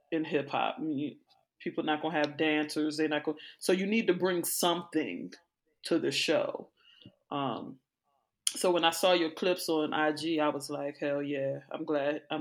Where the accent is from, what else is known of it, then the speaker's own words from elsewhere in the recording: Hyattsville, Maryland, United States; I'm God like, you're dang. right. I'm from Hyattsville.